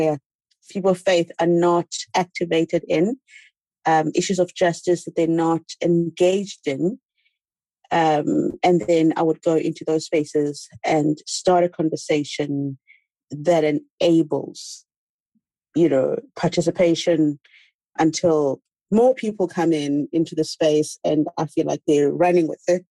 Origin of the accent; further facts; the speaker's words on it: South Africa; moved away as an adult; also born or lived in Washington, DC, United States; I am in South Africa. I'm South African.